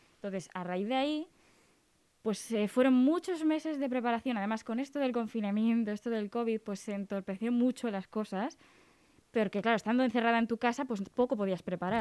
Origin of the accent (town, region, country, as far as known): Cantabria, Spain